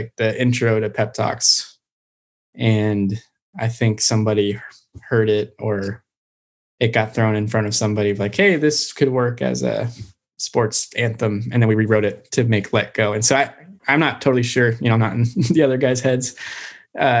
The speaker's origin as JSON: {"language": "English", "region": "Colorado", "country": "United States", "tie": "born or raised there", "said": "I grew up in Colorado skiing and snowboarding"}